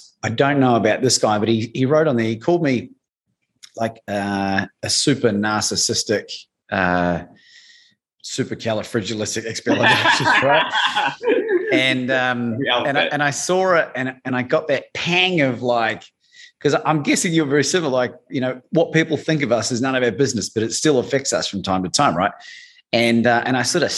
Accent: New Zealand; growing up in New Zealand

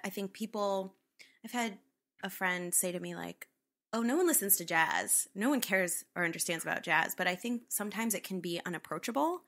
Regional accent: Northwest Connecticut, United States; I grew up in Northwest Connecticut.

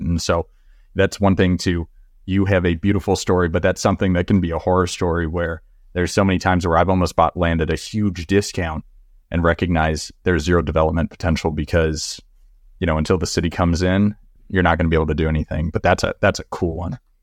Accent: Texas, United States; also born or lived in Florida Keys; I'm from Texas

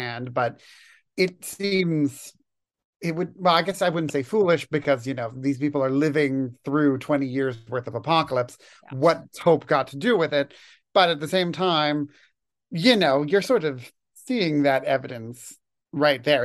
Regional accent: Toronto, Ontario, Canada; moved away as an adult; also born or lived in Edmonton, Alberta; I was born and raised in Toronto, but I did my undergraduate degree in Edmonton.

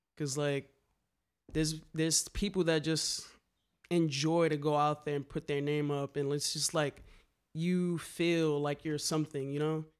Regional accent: New York City, New York, United States; growing up in the Bronx, um, a nineties kid

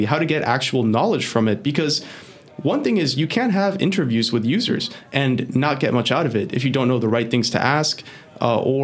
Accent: Florida, United States; English is a second language; also born or lived in Venezuela; I was born in Venezuela, and then when I was 6 years old, I moved to Florida with my family

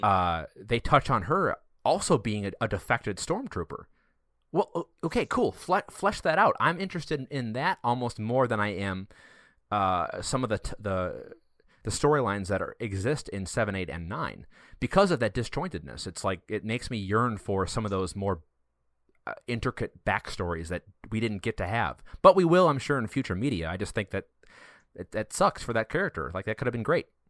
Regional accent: Wisconsin, United States; we're all from Wisconsin.

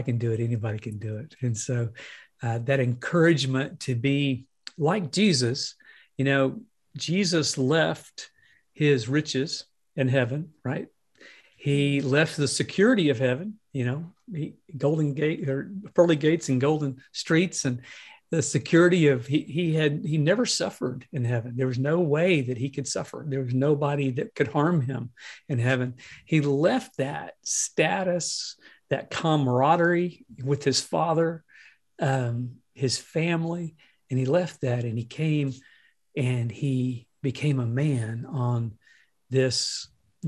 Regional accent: United States; also born or lived in Nashville, Tennessee, United States; American Christians

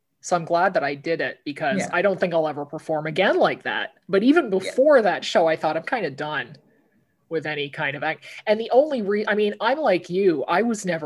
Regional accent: Cambridge, Ontario, Canada; my hometown of Cambridge, Ontario

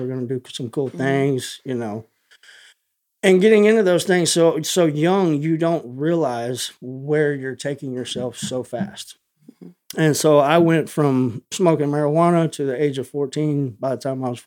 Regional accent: Tomball, Texas, United States; I was born here in Tomball, Texas. I have lived 30 minutes from here the majority of my life.

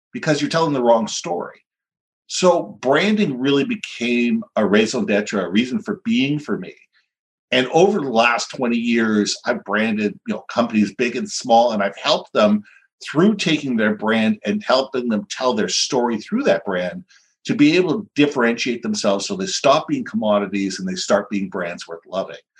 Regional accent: Vancouver, British Columbia, Canada; moved away as an adult; also born or lived in Minneapolis, United States; I grew up here. I was in Vancouver till about 1987. Went through high school, elementary school.

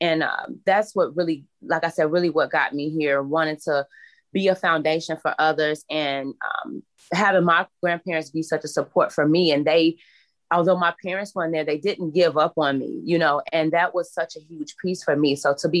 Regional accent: Chicago, Illinois, United States; I come from Chicago where I live in a community where poverty is really huge.

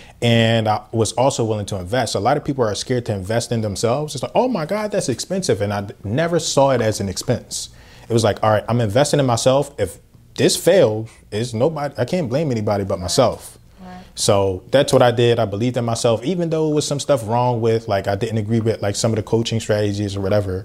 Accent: Philadelphia, Pennsylvania, United States; I grew up here, born and raised in Philadelphia.

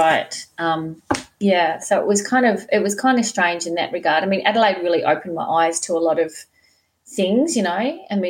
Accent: Mount Maunganui, Bay of Plenty, New Zealand; born in a tiny little place in New Zealand, Aotearoa, and the place is called Mount Maunganui. In fact, I was born in Tauranga Hospital, and Mount Maunganui was where I was raised. And it's this tiny little dot on the map.

